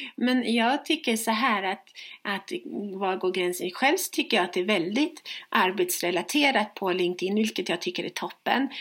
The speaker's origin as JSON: {"language": "Swedish", "town": "Stockholm", "region": "Stockholm County", "country": "Sweden", "moved": "as an adult", "lives_now": "Växjö, Sweden", "said": "när jag bodde hemma i Stockholm"}